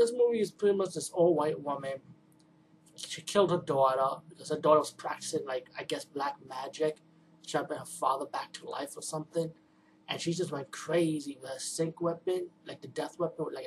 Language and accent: English; New York City, New York, United States; I'm from the Bronx